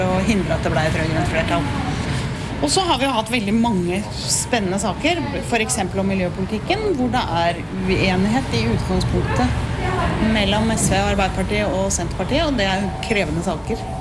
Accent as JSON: {"language": "Norwegian", "town": "Porsgrunn", "region": "Telemark", "country": "Norway", "also_born_or_lived": "Oslo", "moved": "as an adult", "said": "Jeg er fra Porsgrunn, så jeg flytta til Oslo i 1980"}